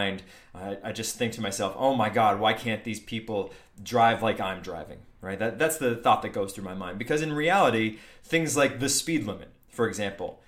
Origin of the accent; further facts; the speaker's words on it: New Hampshire, United States; moved away; for somebody from New Hampshire, growing up in New Hampshire, this was a big deal back in the day when I lived there.